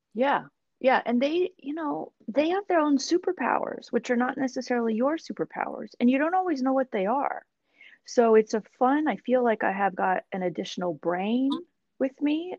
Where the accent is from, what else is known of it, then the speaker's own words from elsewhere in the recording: Seattle, Washington, United States; moved away; who was born and raised in the Seattle area, but I think those of us who were, we we go away long enough to realize we want to come back